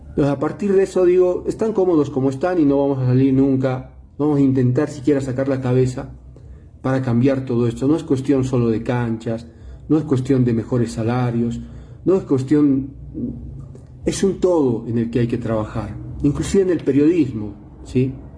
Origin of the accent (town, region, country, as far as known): Bolivia